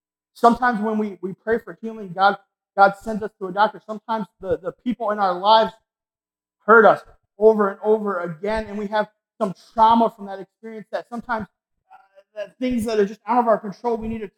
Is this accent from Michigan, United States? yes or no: yes; Lake Superior, Michigan, United States; I'm from Michigan. I grew up on Lake Superior.